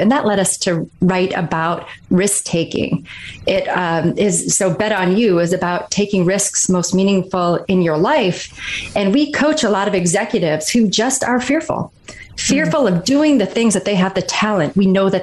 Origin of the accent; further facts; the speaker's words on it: Kalkaska, Michigan, United States; moved away as an adult; I grew up in Northern Michigan, a really small town called Kalkaska